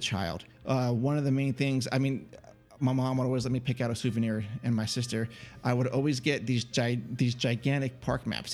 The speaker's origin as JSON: {"language": "English", "region": "Northern California", "country": "United States", "tie": "born or raised there", "said": "I grew up in Northern California"}